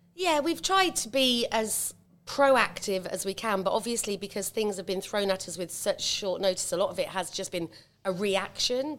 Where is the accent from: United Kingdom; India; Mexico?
United Kingdom; Cambridge, East of England; also born or lived in Stamford; now in Uffington, United Kingdom; originally, I'm a nurse from Cambridge.